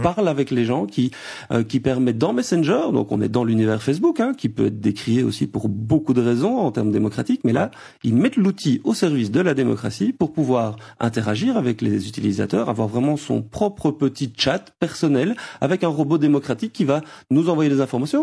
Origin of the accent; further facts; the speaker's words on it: Belgium; chez nous en Belgique